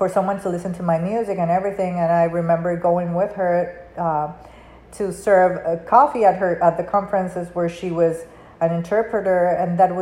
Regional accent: Panama; first language Spanish; English is a second language; moved away; it's not my first language, it's my third, because I was born and raised in Panama, so I speak Spanish

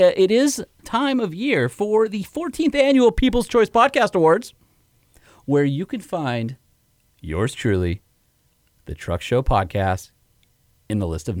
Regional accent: Southern California, United States; I was that kid from SoCal

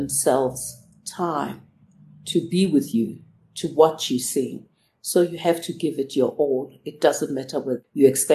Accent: Soweto, Gauteng, South Africa; as a child growing up in Soweto, there was very little for us

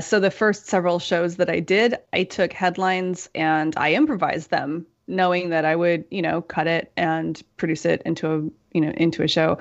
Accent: United States; moved away as an adult; also born or lived in Europe; I'm American and I grew up here

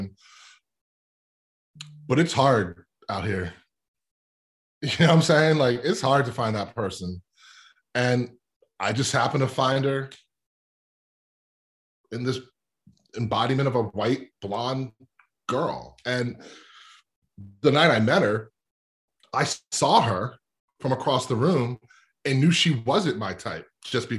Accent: Lower Merion, Pennsylvania, United States; I'm from Lower Marion, where Kobe's from. But I grew up in this really kind of white, affluent suburb called the Main Line.

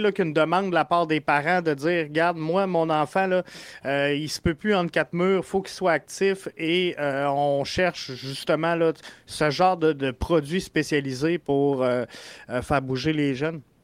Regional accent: Quebec City, Quebec, Canada; je viens de Québec

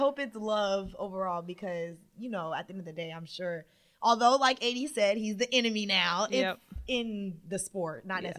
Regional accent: Los Angeles, California, United States; I'm from Los Angeles

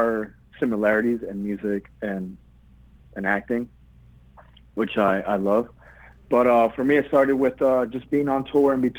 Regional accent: Miami, Florida, United States; moved away as an adult; also born or lived in Queens, New York; now in New York, United States; my parents decided to move down to the sixth borough, Miami, Florida, and I grew up in Miami after

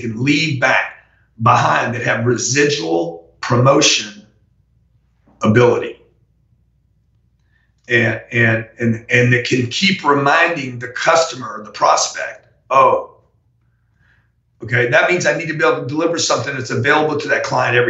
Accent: Louisiana, United States; I'm from Louisiana

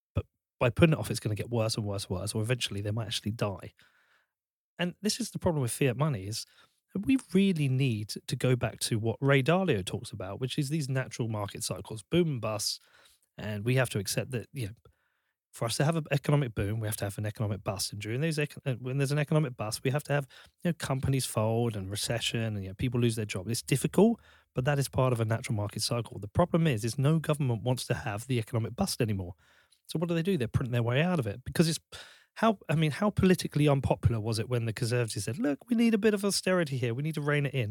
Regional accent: Bedford, East of England, United Kingdom; I'm from Bedford.

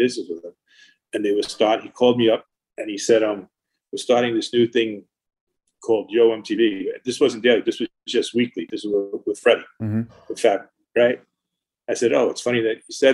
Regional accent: Long Island, New York, United States; I grew up in Long Island

